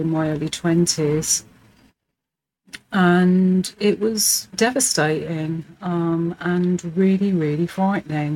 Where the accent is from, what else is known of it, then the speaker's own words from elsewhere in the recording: London, United Kingdom; I'm a Hackney girl, so born and bred in the East End and lived here all my life